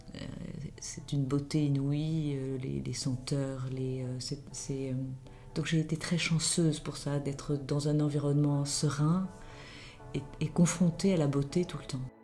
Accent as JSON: {"language": "French", "town": "Marseille", "region": "Provence-Alpes-Côte d'Azur", "country": "France", "tie": "born or raised there", "said": "j'ai grandi à Marseille, ce qui a sans doute euh, forgé mon caractère de méridional"}